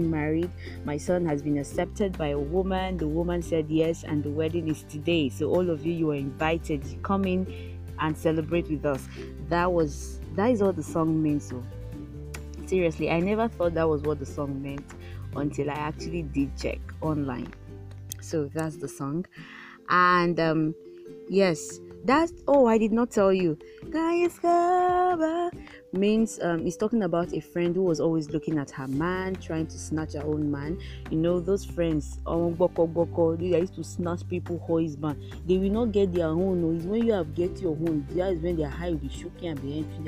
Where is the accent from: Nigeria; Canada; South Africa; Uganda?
Nigeria; As a Nigerian child, growing up